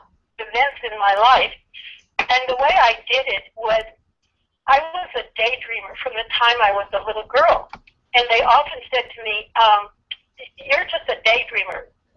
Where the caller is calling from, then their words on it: California, United States; I'm in California. I'm in Orange County, California, right near the Pacific Ocean.